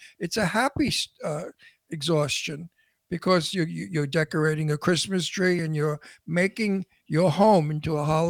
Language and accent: English; New York, United States; accent: Brooklyn; now in Palm Springs, United States; Palm Springs, unfortunately. But I'm a New Yorker. I'm a Brooklynite. And I miss my New York terribly.